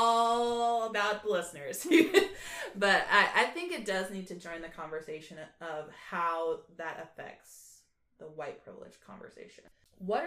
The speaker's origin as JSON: {"language": "English", "town": "Orlando", "region": "Florida", "country": "United States", "tie": "born or raised there", "said": "I grew up in Orlando"}